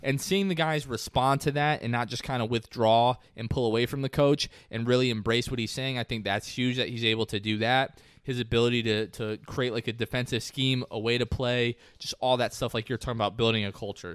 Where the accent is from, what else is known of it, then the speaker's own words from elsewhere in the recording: New Jersey, United States; I'm from New Jersey